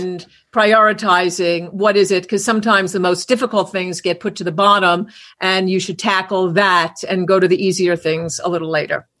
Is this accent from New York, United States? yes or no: yes; New York, United States; I grew up in New York